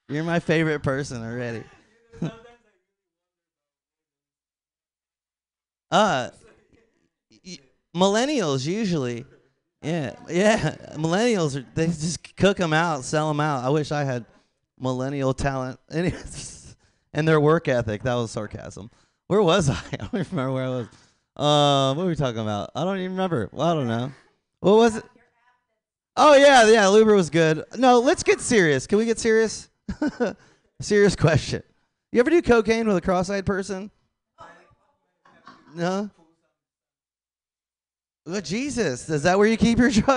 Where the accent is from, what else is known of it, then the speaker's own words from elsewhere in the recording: Tampa, Florida, United States; I'm from Tampa, Florida.